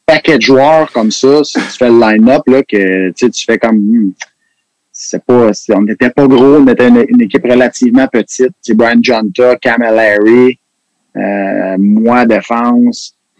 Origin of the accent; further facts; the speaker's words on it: Quebec, Canada; on est des Québécois